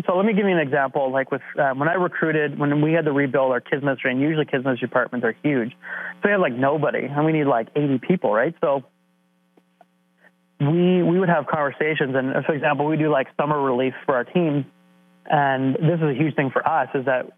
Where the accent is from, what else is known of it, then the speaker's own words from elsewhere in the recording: Canada; being stereotypical Canadian